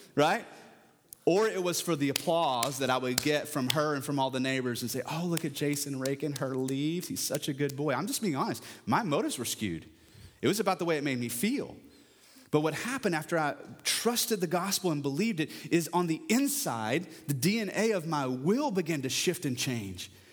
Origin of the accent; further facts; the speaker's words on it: Parker County, Texas, United States; I come from Parker County and peach trees are still a thing, but even back then, you know, when I was thirteen